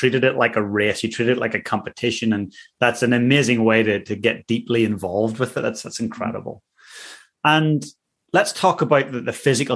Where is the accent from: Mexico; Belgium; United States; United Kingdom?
United Kingdom; Northern Ireland; I grew up in Northern Ireland